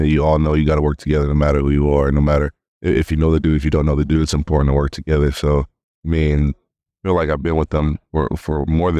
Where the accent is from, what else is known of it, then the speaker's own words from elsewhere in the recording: Tucson, Arizona, United States; Tucson, Arizona.